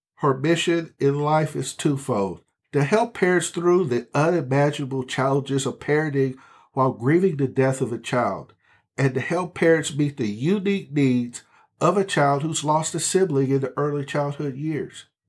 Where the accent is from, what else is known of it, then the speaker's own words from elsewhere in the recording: Texas, United States; I'm a Texan.